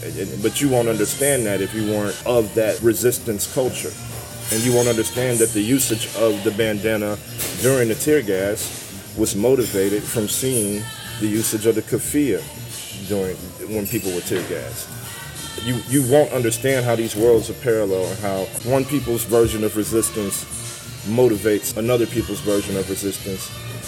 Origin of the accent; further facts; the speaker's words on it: St. Louis, Missouri, United States; I remember being a kid and standing at the corner of Chambers and West Florissant